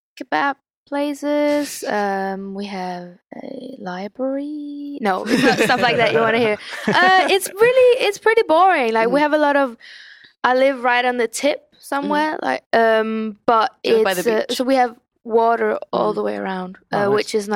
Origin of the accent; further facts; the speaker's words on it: Kalundborg, Zealand, Denmark; now in London, United Kingdom; I am from a small town called Kalundborg in Denmark